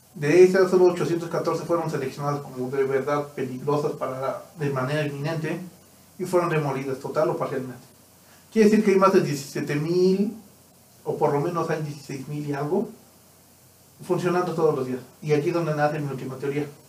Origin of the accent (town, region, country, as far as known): Mexico